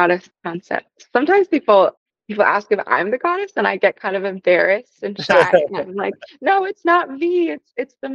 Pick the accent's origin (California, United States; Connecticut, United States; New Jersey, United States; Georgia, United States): Connecticut, United States; now in Portland, United States; I grew up in Connecticut in a small rural town